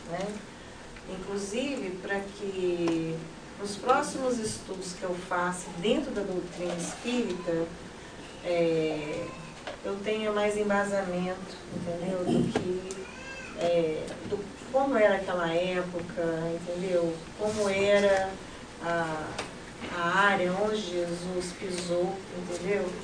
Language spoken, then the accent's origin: Portuguese; Brazil; nós somos brasileiros e nosso país está lá tão distante, né?